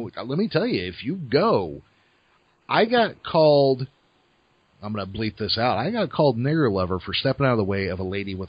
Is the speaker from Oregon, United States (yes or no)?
no; California, United States; I was born and raised in California.